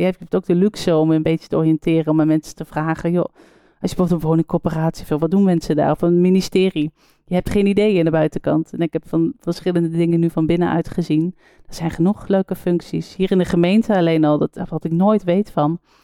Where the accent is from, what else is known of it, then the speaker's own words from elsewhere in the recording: Netherlands; als Nederlander